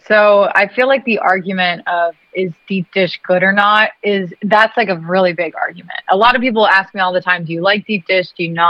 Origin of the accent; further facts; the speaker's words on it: Youngstown, Ohio, United States; moved away; also born or lived in Pittsburgh, Pennsylvania / Chicago / Michigan; I was born in Pittsburgh, Pennsylvania. So I lived there for a couple years before we moved to Ohio. And I grew up only about an hour from Pittsburgh.